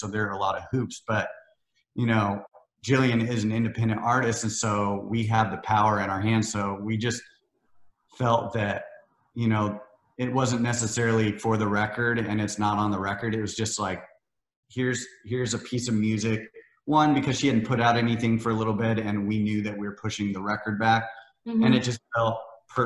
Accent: Iowa and Missouri, Midwest, United States; moved away as an adult; now in Nashville, United States; I grew up in Iowa and Missouri, the Midwest

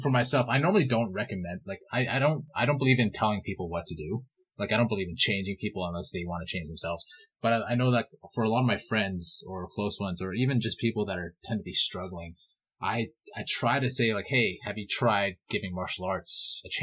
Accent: Vancouver, British Columbia, Canada; I grew up in Vancouver

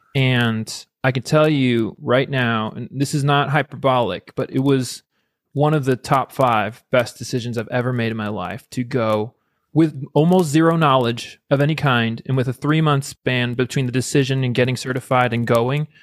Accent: United States; I'm American

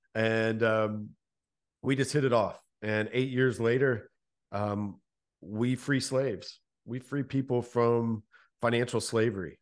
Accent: Louisville, Kentucky, United States; born and raised in Louisville, Kentucky

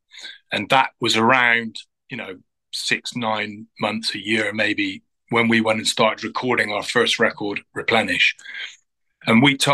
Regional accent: Glastonbury, South West England, United Kingdom; I grew up in Glastonbury in Somerset

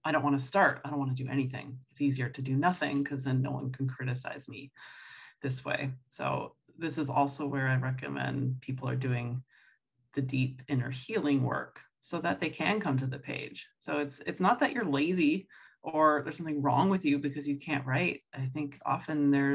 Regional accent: Toronto, Ontario, Canada; I grew up in Toronto, so French is the second official language, and we had to take it in school

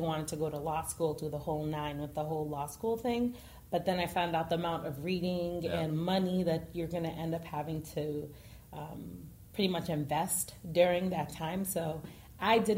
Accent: Boston, Massachusetts, United States; I'm from Boston, Massachusetts, more specifically Dorchester. Got to hold it down for Dorchester whenever I get a chance

